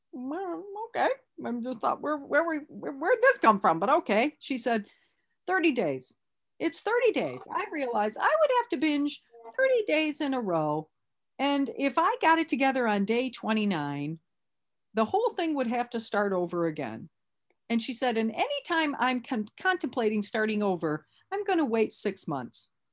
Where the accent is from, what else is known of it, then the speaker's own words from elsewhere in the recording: Lansing, Michigan, United States; I'm from Lansing